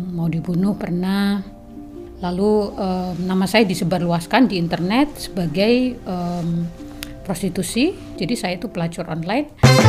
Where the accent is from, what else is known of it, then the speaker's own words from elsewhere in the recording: southern Bojonegoro, East Java, Indonesia; moved away; also born or lived in Jember; saya lahir itu dari kampung mm-hmm. di pelosok gitu di bagian Bojonegoro selatan